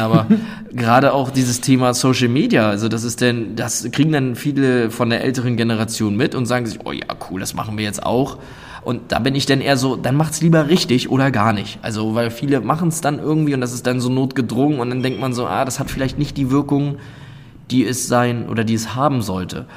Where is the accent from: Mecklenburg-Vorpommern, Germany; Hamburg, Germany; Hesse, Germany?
Mecklenburg-Vorpommern, Germany; Sassnitz; ich komme ursprünglich oder bin aufgewachsen auf der Insel Rügen in Sassnitz